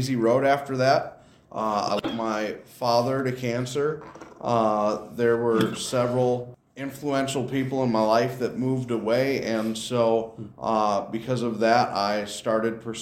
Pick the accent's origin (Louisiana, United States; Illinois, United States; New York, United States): Illinois, United States; Rockton; I grew up in the Rockton, Illinois area.